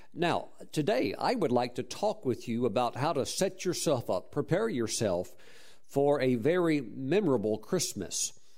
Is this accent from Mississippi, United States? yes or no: yes; Mississippi, United States; moved away; also born or lived in Texas; I grew up in Mississippi and eventually migrated to Texas and so forth